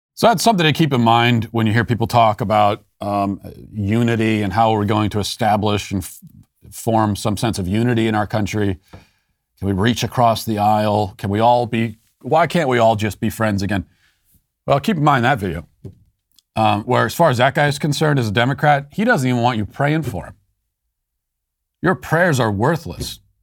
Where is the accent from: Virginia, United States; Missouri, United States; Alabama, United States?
Virginia, United States; Loudoun County; Loudoun County, my hometown